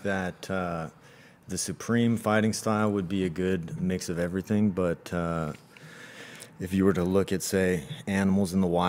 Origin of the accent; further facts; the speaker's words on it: Los Gatos, California, United States; also born or lived in San Jose, California; I'm from Los Gatos, California. I went to the education system through Los Gatos, Blossom Hill, Fisher Middle School, Los Gatos High School.